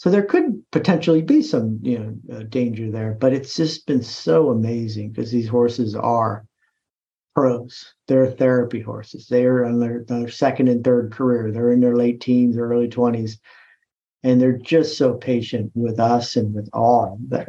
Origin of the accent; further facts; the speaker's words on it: East Coast, United States; I'm from the East Coast. I've never heard, you know, it's like, okay, well, let's just think of this as exercise then.